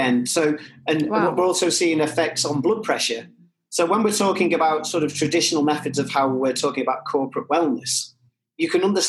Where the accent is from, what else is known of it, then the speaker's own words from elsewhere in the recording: Liverpool, North West England, United Kingdom; for me as a Scouser